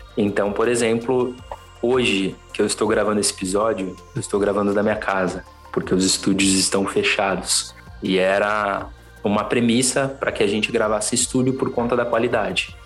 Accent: São Paulo, Brazil; sou natural de São Paulo, da zona oeste de São Paulo, para ser mais exato

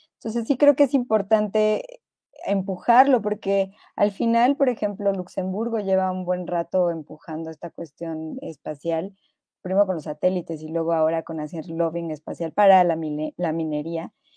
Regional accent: Mexico; yo soy mexicana

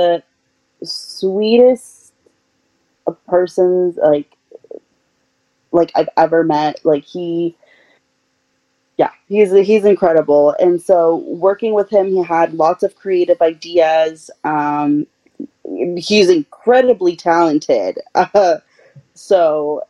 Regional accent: Utah, United States; also born or lived in Peru; now in Colorado, United States; my parents brought me to Utah when I was 8 months old

